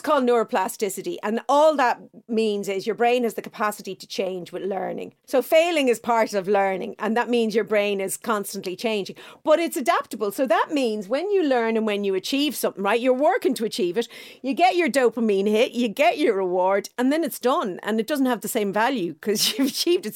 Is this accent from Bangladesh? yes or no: no; Dublin, Leinster, Ireland; I'm from Clontarf.